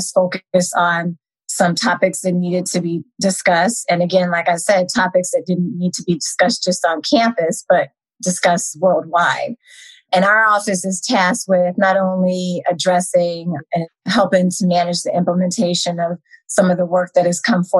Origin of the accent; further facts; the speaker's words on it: Colorado Springs, Colorado, United States; also born or lived in Philadelphia, Pennsylvania / Israel; at the age of 6, my mom actually had a friend in Israel who referred her to Colorado Springs, Colorado, and said it was just like an amazing place to raise children